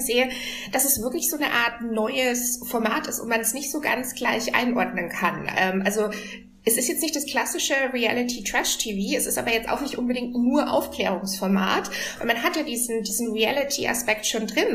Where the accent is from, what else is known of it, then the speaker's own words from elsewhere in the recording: Regensburg, Bavaria, Germany; now in Berlin, Germany; ich komme aus Regensburg, also einer relativ ja. kleinen Stadt